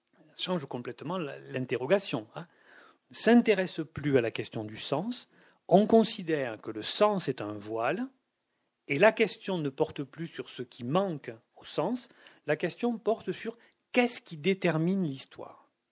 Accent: Toulouse, Occitania, France; quand j'étais enfant, vivaient à Toulouse au centre-ville

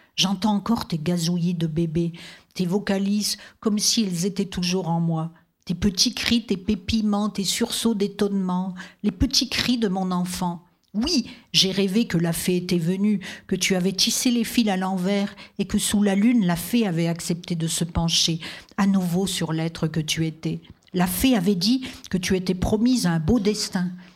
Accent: Vosges, Grand Est, France; moved away; je, suis née dans des paysages très forts c'est-à-dire d'autres types de mers, c'est-à-dire la forêt. Moi, je viens des Vosges

